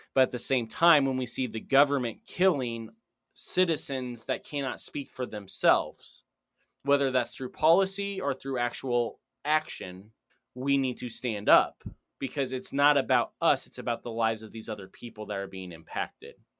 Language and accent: English; United States; me as an American